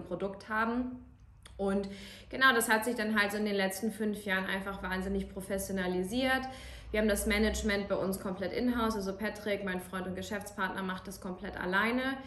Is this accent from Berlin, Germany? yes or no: no; Kiel, Schleswig-Holstein, Germany; moved away as an adult; now in Munich, Germany; Ich bin in Kiel geboren